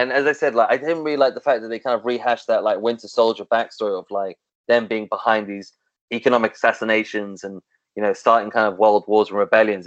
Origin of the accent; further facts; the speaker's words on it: London, United Kingdom; as a Londoner